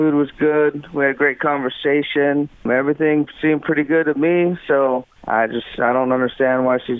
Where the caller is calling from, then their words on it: Riverside, Ohio, United States; I'm calling from Riverside.